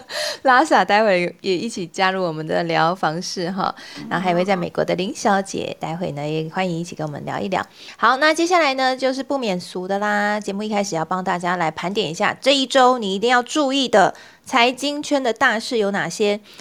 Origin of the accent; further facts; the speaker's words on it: southern Taiwan, Taiwan; also born or lived in Taipei; now in Hsinchu, Taiwan; 我也是南部的乡亲